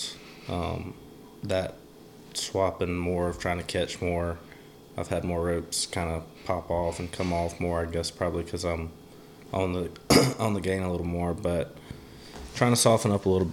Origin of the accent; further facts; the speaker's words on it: Clanton, Alabama, United States; I'm from Alabama, Clanton, Alabama